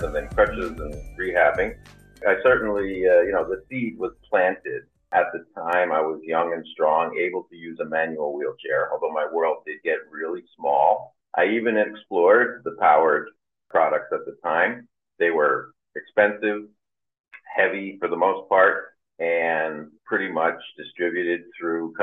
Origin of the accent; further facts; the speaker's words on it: Tenafly, New Jersey, United States; also born or lived in Englewood, New Jersey / Bergenfield, New Jersey; I grew up in the suburbs of northern New Jersey, outside New York City. And I grew up in Tenafly, Englewood, Bergenfield